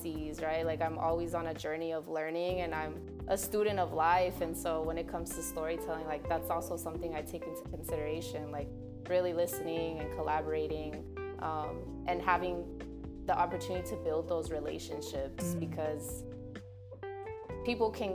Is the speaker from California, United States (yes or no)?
yes; Hayward, California, United States; now in Oakland, United States; I grew up in the Bay, so the Bay is hella diverse